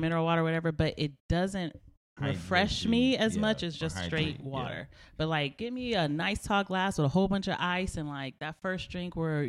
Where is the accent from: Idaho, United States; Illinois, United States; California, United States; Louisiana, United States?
California, United States; I'm from California.